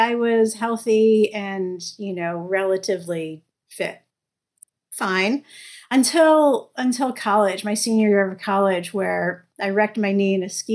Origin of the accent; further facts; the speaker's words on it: New York City, New York, United States; moved away; I grew up in New York City where we have tons of food options